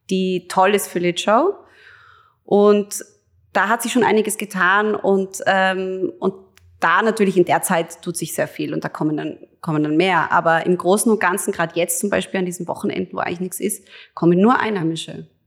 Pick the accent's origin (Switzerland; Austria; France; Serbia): Austria; Hollabrunn, Lower Austria; und dann in Hollerbrunn eben bin ich mitten im Wald aufgewachsen also wir haben da in einem Haus gewohnt, das eben umgeben war von unserer Eigenjagd.